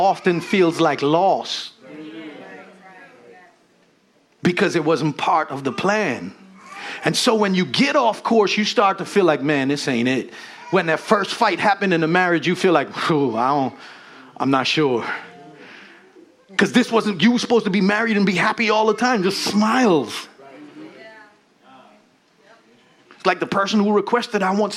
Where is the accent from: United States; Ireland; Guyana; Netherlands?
Guyana; moved away; as a Guyanese, when people ask you, you know, I'm from the Caribbean